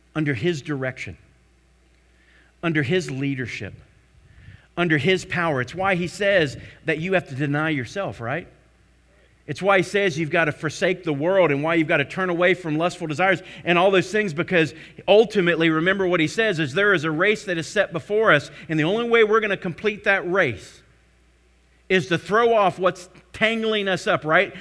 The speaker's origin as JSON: {"language": "English", "town": "Tarpon Springs", "region": "Florida", "country": "United States", "tie": "born or raised there", "said": "Tarpon Springs, I grew up in Florida"}